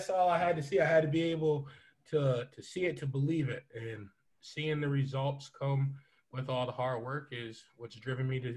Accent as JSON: {"language": "English", "town": "Syracuse", "region": "New York", "country": "United States", "said": "I'm from Syracuse, Syracuse, New York. Uh, currently a PE teacher in this inner city of Syracuse at Van Duyn Elementary."}